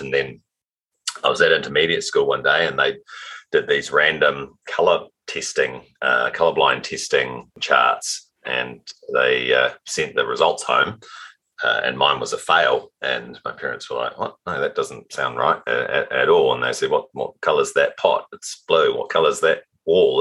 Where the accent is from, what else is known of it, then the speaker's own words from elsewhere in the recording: Auckland, New Zealand; Auckland, New Zealand uh, is, uh, is, where I, I, started my journey